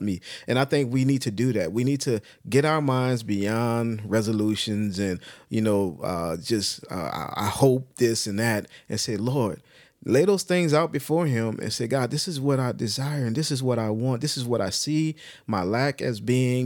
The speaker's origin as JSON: {"language": "English", "country": "United States", "said": "speaking as an American"}